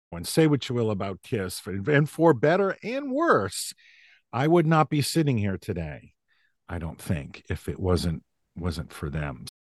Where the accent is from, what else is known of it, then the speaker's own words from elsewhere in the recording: about an hour outside of Boston, Massachusetts, United States; also born or lived in New Hampshire; I was born in New Hampshire, but I grew up in Massachusetts, about an hour outside of Boston in what was at the time a pretty small rural town